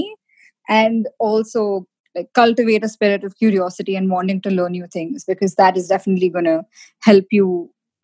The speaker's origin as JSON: {"language": "English", "country": "India", "moved": "yes", "lives_now": "United States", "said": "being an Indian, we're always taught the importance of sort of being scrappy, jugaad"}